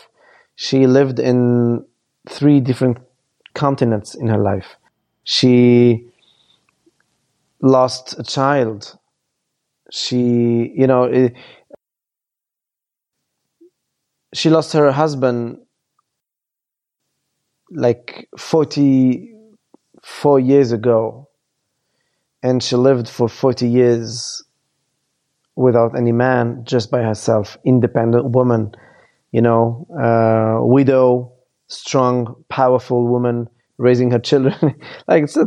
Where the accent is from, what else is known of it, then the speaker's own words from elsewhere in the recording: France; also born or lived in Lebanon; I lived all my life in France